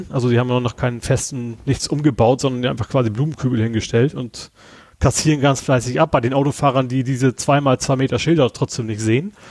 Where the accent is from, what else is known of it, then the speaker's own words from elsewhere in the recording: Lower Saxony, Germany; born there; Also ich bin ja gebürtiger äh, Niedersachse, also da, wo die ganzen Schweine und Hühner herkommen, ne?